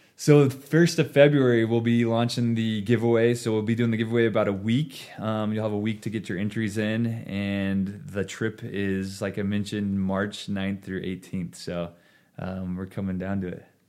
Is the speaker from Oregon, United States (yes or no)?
yes; Ontario, Oregon, United States; moved away as an adult; now in Boise, United States; I grew up in Ontario, Oregon, which is essentially a border town of Idaho and Oregon.